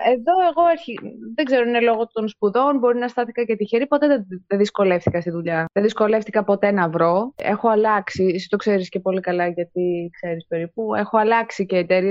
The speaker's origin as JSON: {"language": "Greek", "country": "Greece", "moved": "as an adult", "lives_now": "Italy", "said": "είμαι Ελληνίδα"}